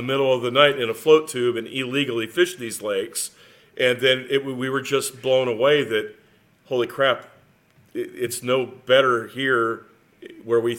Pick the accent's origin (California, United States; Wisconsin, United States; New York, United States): California, United States; Southern; I grew up in Southern California